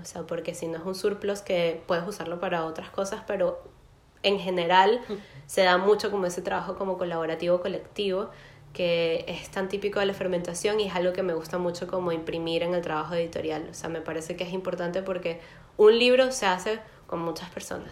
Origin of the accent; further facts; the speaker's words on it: Caracas, Capital District, Venezuela; moved away as an adult; now in Berlin, Germany; vivo en Berlín, pero soy de Caracas, estudié letras en la Universidad Central de Venezuela